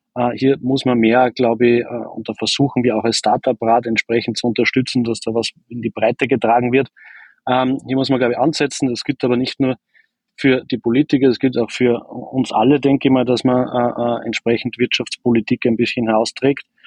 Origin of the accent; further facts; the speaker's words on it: Austria; das bewerben wir halt oft nicht als, als Österreicher